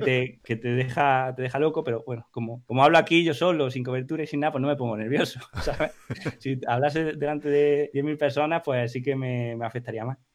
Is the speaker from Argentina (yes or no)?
no; Huesca, Aragon, Spain; born or raised there; moved away; also born or lived in Granada